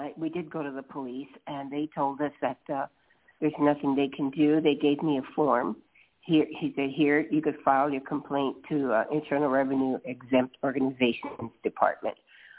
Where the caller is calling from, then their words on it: Los Angeles, California, United States; I'm calling from Los Angeles.